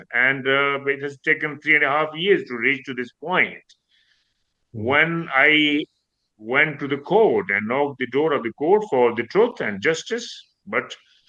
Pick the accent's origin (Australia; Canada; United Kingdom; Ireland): United Kingdom; Being a British, and my children were born here, I'm local, but still I'm considered I'm not from within the community.